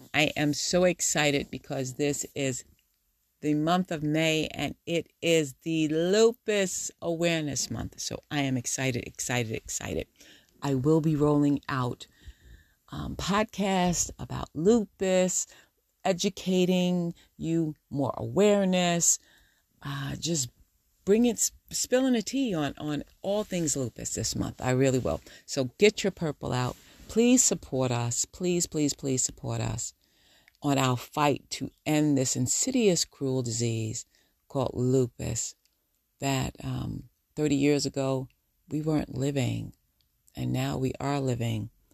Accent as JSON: {"language": "English", "region": "New York", "country": "United States", "accent": "New Yorker", "said": "Do I really have a New Yorker attitude? they say I do. My New Yorker accent"}